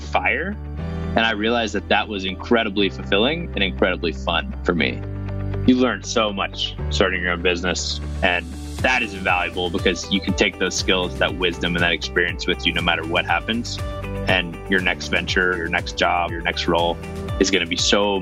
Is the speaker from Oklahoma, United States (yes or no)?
yes; Tulsa, Oklahoma, United States; also born or lived in Atlanta, Georgia; I was born in Atlanta, Georgia, moved shortly thereafter, kind of around a few places, but really my family settled in Oklahoma, in the Tulsa area. Grew up pretty normal.